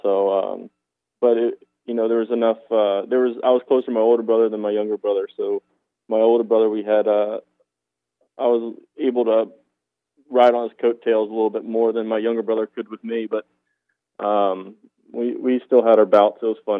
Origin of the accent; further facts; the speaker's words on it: Maryland, United States; I grew up in Maryland.